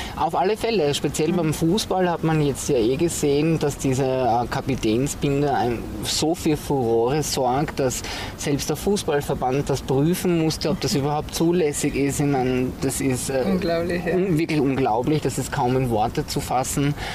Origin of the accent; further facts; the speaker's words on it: southern Styria, Austria; also born or lived in Graz; ich bin ja in der Südsteiermark aufgewachsen, ein absolutes Landei